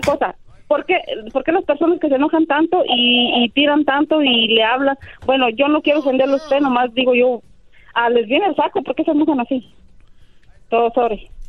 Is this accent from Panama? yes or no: no; El Salvador; Yo soy del Salvador